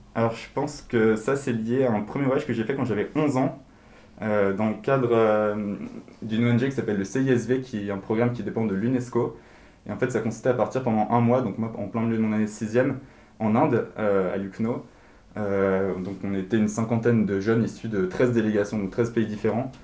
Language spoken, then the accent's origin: French; Paris, Île-de-France, France; moi je suis né et, j'ai grandi à Paris